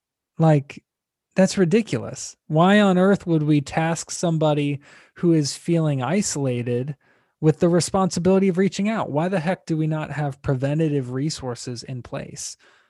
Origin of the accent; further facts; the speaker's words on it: Tampa, Florida, United States; I grew up in Tampa, Florida